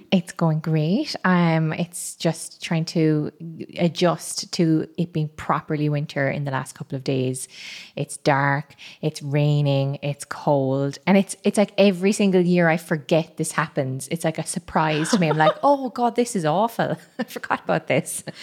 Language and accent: English; Cameroon; also born or lived in Madagascar; I'm from Cameroon and Madagascar